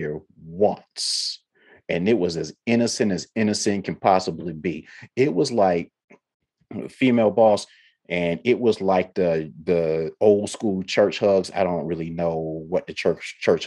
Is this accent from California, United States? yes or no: no; Ohio, United States; now in the South, United States; I'm from Ohio and I wasn't raised in a touchy-feely household